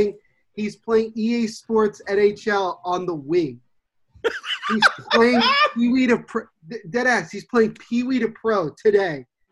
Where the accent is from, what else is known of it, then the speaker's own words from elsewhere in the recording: New Jersey, United States; accent: Jersey; I'm from Jersey, and everybody says, ooh, you got that accent.